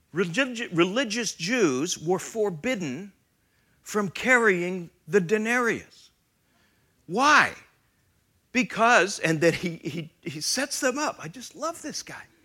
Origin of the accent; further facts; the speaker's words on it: Canada; now in United States; I am Canadian